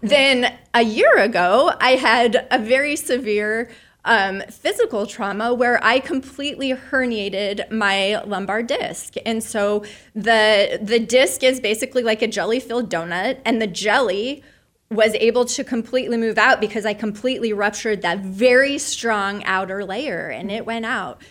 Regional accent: Soldotna, Alaska, United States; I was raised in Soldotna, Alaska, on the Kenai Peninsula.

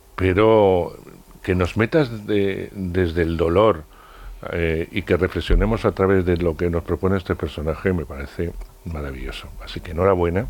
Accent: Castile, Spain; yo que soy de Castilla y he tenido abuelos, eh, tíos, etcétera, dedicados al mundo del campo

